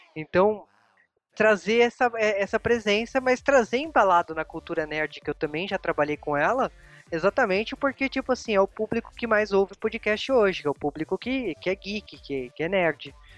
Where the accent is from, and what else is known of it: Brazil